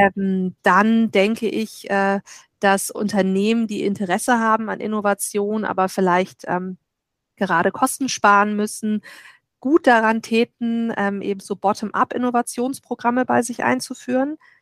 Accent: Germany; als Deutsche

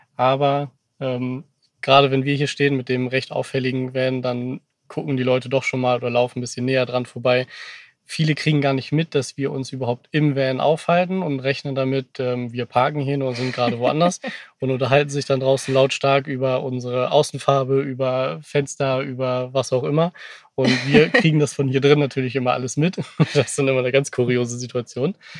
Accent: Cuxhaven, Lower Saxony, Germany; moved away; ich zumindest, komme gebürtig aus Cuxhaven von der Nordseeküste, bin also ein waschechter Fischkopf

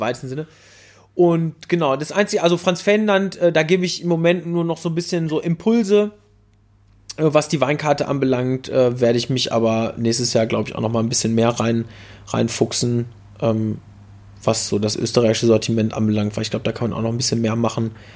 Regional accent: Dortmund, North Rhine-Westphalia, Germany; also born or lived in Bochum; zehn Fahrradminuten von meinem, äh, von meinem Geburtsort entfernt

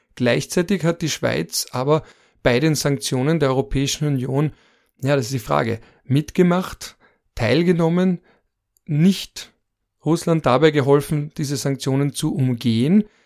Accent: Austria

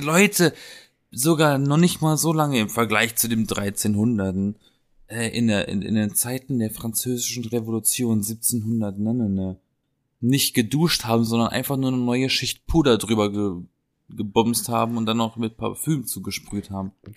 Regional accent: Black Forest, Baden-Württemberg, Germany; accent: Badisch; moved away; aus der Gegend, aus der ich komme, aus dem Schwarzwald

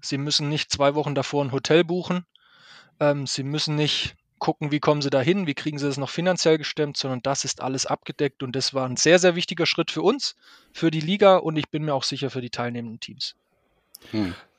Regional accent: Stuttgart, Baden-Württemberg, Germany; ich kenne das als Stuttgarter

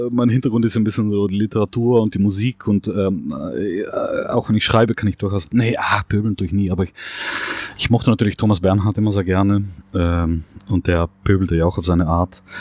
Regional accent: South Tyrol, Trentino-Alto Adige, Italy; also born or lived in Vienna / Netherlands / Spain; now in Berlin, Germany; Ähm, ich komme aus Südtirol.

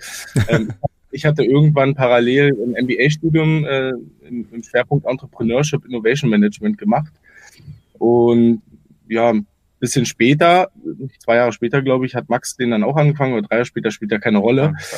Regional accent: Potsdam, Brandenburg, Germany; moved away as an adult; also born or lived in Stuttgart; Ich komme ursprünglich aus Potsdam und bin da wasserballerisch ja groß geworden

